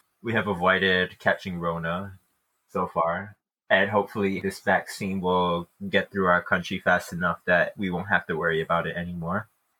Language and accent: English; United States; I am an American.